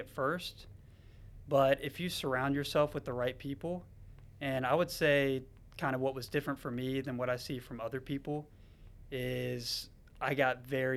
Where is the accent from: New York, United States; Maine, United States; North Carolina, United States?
North Carolina, United States; Charlotte; I was actually born and raised in Charlotte